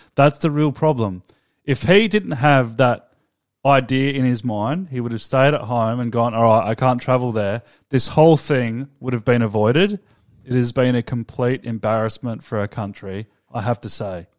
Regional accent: Australia; We're Australian. This is a, an Australian podcast.

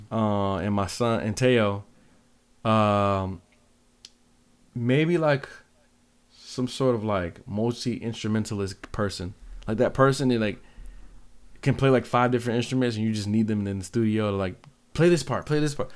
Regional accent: Seattle, Washington, United States; now in Grand Rapids, United States; growing up in Seattle

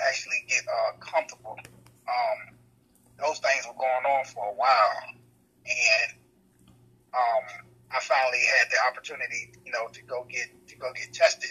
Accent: Portsmouth, Virginia, United States; I was born and raised in Portsmouth, Virginia

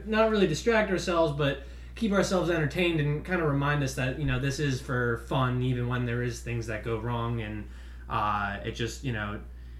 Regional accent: Rhode Island, United States; now in Raleigh, United States; I'm actually from Rhode Island, so I'm a New England sports fan

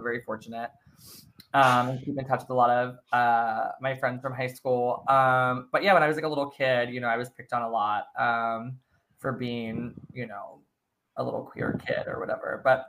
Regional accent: Maryland, United States; now in New York, United States; I moved right after high school, but I'm originally from Maryland.

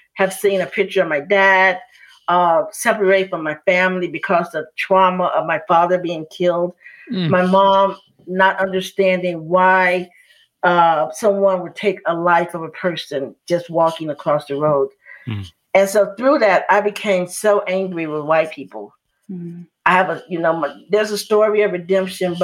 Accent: Chicago, Illinois, United States; as I grew up in Chicago

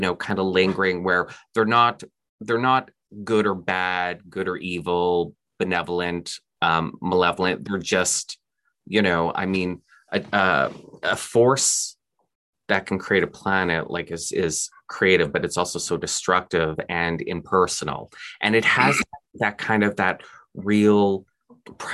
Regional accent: Canada; also born or lived in Houston, Texas / Austin, Texas; I'm Canadian and I live in Canada

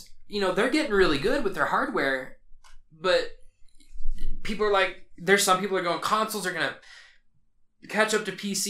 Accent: United States; I'm American

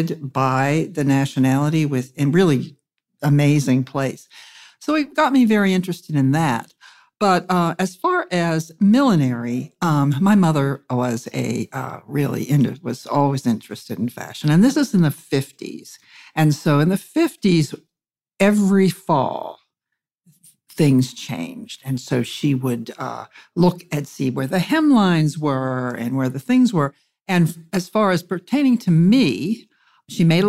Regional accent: Pittsburgh, Pennsylvania, United States; I'm from Pennsylvania, and I was basically raised in Pittsburgh from the time I was 3 years old

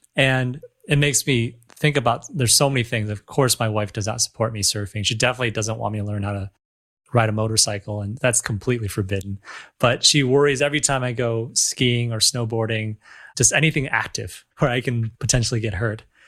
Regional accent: Michigan, United States; now in Los Angeles, United States; I grew up in Michigan, so we have these large bodies of waters as well

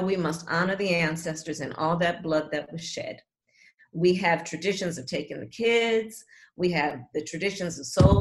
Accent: California, United States; I'm from California

